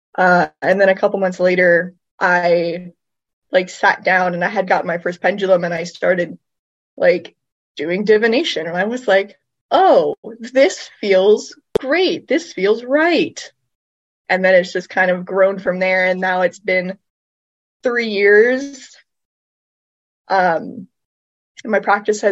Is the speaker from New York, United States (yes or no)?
no; Norfolk, Virginia, United States; moved away as an adult; also born or lived in San Diego / Washington State; I was born and raised in Norfolk